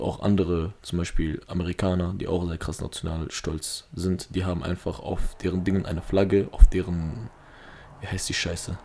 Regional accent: Duisburg, North Rhine-Westphalia, Germany; Ich bin in Duisburg aufgewachsen

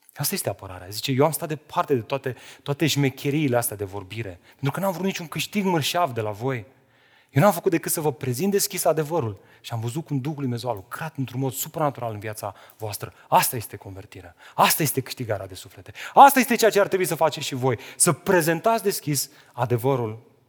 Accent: Romania; suntem români

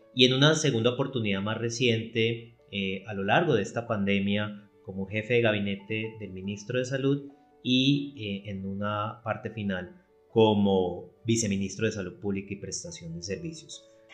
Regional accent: Cali, Valle del Cauca, Colombia; yo soy de Cali, Colombia

